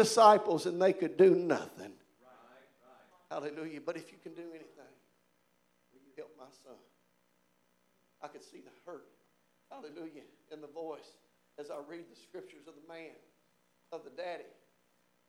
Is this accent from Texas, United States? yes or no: no; Providence, Kentucky, United States; I'm from Providence, y'all, Kentucky.